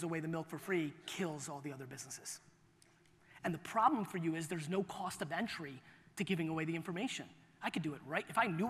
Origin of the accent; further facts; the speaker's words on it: Russia; born there; As I told you, I was born in Russia.